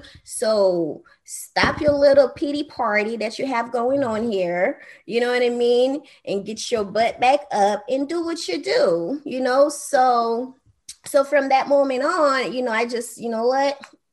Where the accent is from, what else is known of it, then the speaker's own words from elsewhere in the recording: Haiti; I grew up on welfare. My mom, you know, had to have food stamp for a while because, you know, I'm from Haiti.